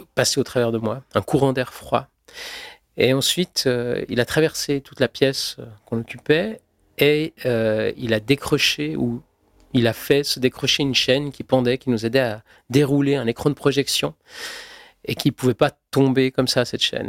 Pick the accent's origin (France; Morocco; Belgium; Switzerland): Switzerland; Je suis suisse, je suis né en Suisse